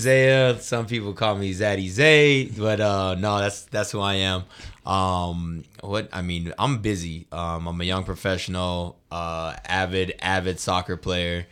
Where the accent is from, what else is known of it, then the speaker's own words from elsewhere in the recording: Colorado Springs, Colorado, United States; moved away as an adult; now in Denver, United States; I'm from the Springs as well